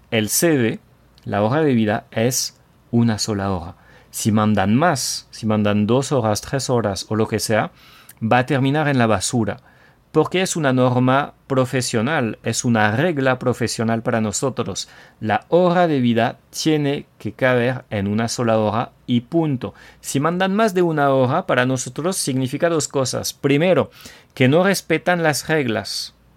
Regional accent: France; el francés tóxico

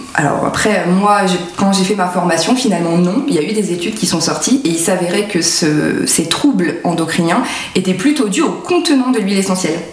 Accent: France; on est français

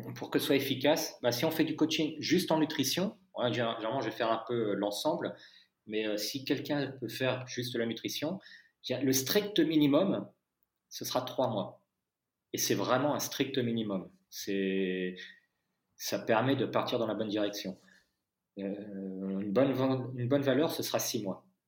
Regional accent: France; je suis français

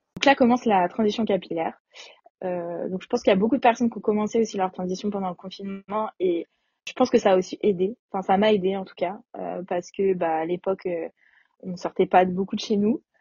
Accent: a small town near Nantes, western France, Pays de la Loire, France; now in Paris, France; J'habite à Paris, mais je viens de l'ouest de la France, dans une petite ville à côté de Nantes

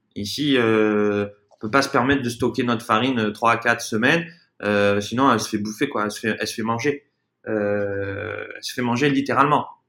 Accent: south of France, France; moved away as an adult; also born or lived in Brazil; now in Playa del Carmen, Mexico; nous à la base, on est du sud de la France

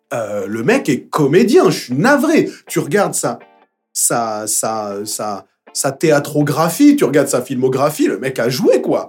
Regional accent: Paris, Île-de-France, France; j'ai grandi à Belleville

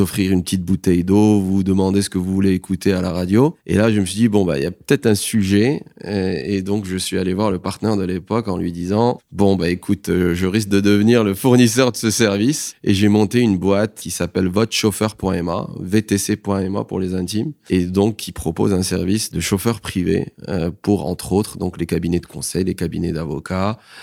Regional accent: Rabat, Rabat-Salé-Kénitra, Morocco; also born or lived in Paris, France; je suis marocain, je suis né ici. J'ai fait l'école française, j'ai eu mon bac au lycée français de Rabat

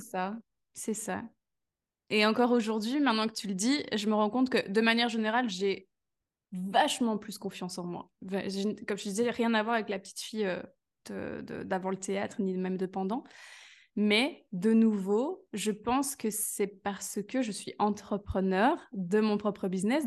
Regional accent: Belgium; je suis de Belgique

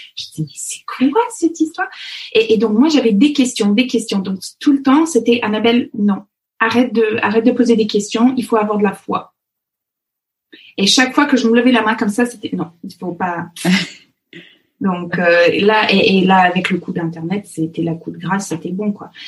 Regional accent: Fox Creek, Alberta, Canada; French is a second language; moved away as an adult; also born or lived in Paris region, France; now in Versailles area, France; l'Alberta, là où j'ai grandi, euh, les, les, gens de l'Alberta ou le Fox Creek, euh, là où j'ai grandi

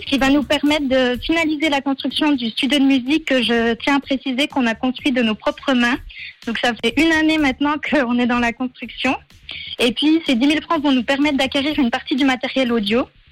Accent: Delémont, Jura, Switzerland; Je viens du canton du Jura et plus précisément de Delémont

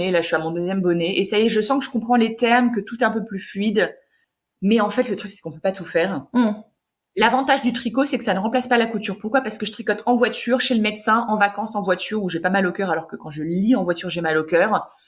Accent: Hauts-de-France, France; je suis d'origine du Nord

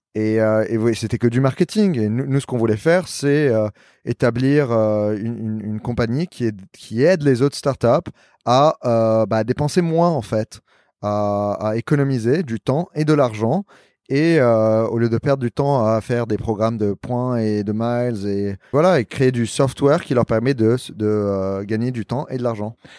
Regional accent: Lebanon; also born or lived in New York / Paris; now in Miami, United States; je suis libanais

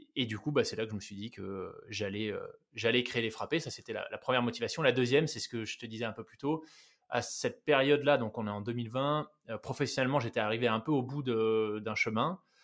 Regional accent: New Caledonia; moved away; also born or lived in France / Switzerland; j'ai grandi en Nouvelle-Calédonie

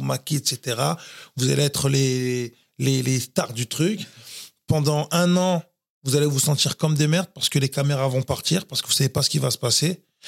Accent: Floirac, Nouvelle-Aquitaine, France; also born or lived in Bordeaux; Je suis né à Bordeaux et, euh, j'ai grandi à Florac. Florac Bravement, qui est dans la banlieue bordelaise

